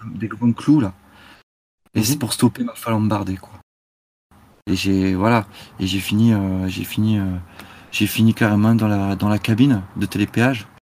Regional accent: Basque Country, Nouvelle-Aquitaine, France; je suis du Pays Basque, vous voyez, je suis basque

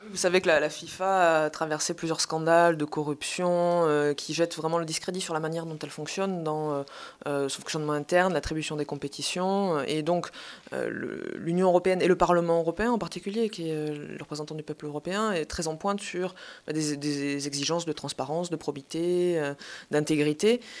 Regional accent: Montpellier, Occitania, France; je viens de Montpellier, le sud de la France

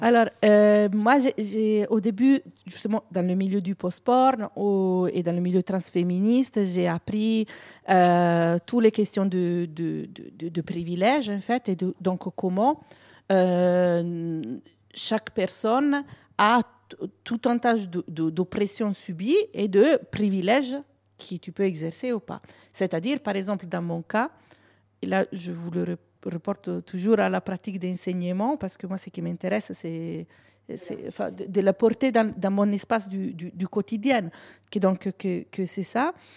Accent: Italy; French is a second language; now in France; je suis italienne

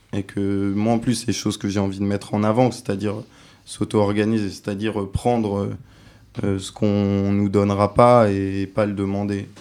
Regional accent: France; je suis français

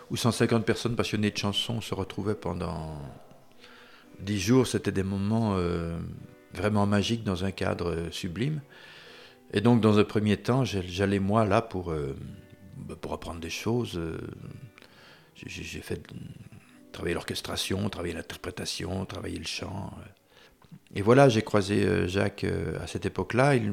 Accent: Wallonia, Belgium; En, Belgique francophone, on, se sent euh, chez nous en France, on regarde les mêmes émissions, on lit les mêmes livres, on, lit les mêmes journaux.

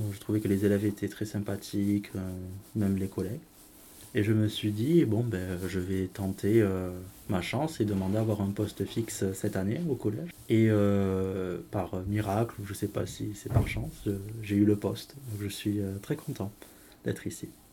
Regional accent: southern France, France; accent: southern; j'ai un accent euh, du sud. C'est-à-dire que je suis né, quand euh, j'ai vécu euh, longtemps dans le sud, donc c'est là d'où vient mon accent

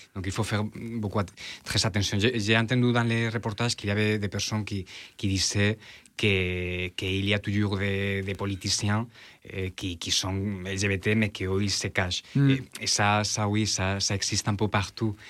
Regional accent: Valencian Community, Spain; French is a second language; now in France; je suis espagnol, je ne peux pas voter pour les élections présidentielles en France, mais je peux voter pour les élections présidentielles en Espagne et pour les élections aussi dans la région de Valence

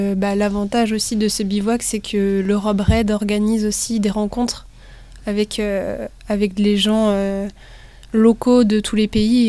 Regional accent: Brittany, France; Nous, on vient de Bretagne

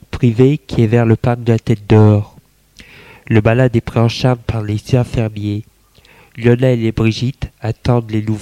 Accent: Lyon, Auvergne-Rhône-Alpes, France; Moi, je suis lyonnaise. Je fais mon droit.

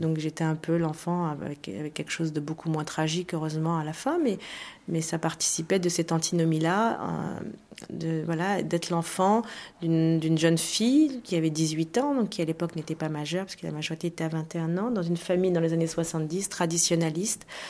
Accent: France; chez nous en France

